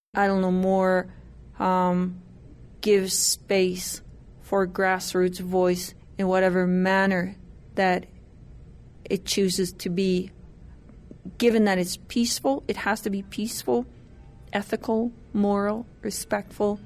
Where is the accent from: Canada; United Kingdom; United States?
Canada; I'm from the Treaty 6 territory in what is now known as Canada